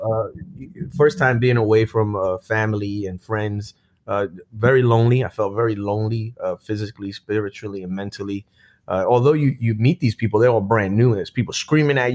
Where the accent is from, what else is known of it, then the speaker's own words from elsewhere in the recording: Brooklyn, New York, United States; I grew up in Brooklyn, New York, Sunset Park.